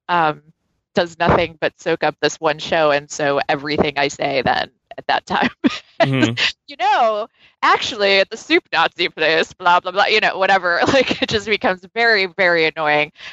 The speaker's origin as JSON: {"language": "English", "town": "New York City", "region": "New York", "country": "United States", "said": "a New Yorker"}